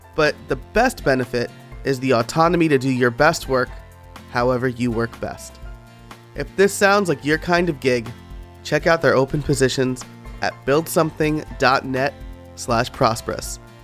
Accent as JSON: {"language": "English", "area": "Orange County", "region": "New York", "country": "United States", "said": "I'm originally from Orange County, New York"}